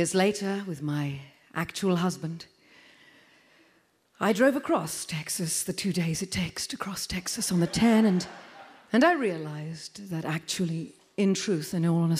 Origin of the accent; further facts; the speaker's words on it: Wales, United Kingdom; also born or lived in London; now in California, United States; I am from London. I'm actually originally from Wales. I'm from London.